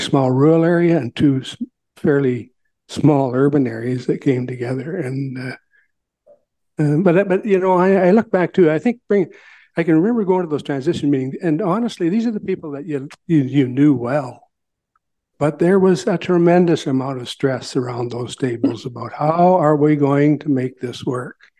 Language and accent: English; Southampton, Ontario, Canada; I was raised in Southampton